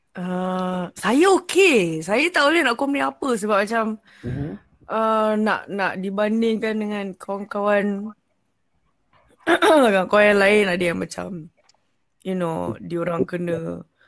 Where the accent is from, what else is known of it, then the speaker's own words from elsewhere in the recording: Selangor, Malaysia; Saya dari Selangor.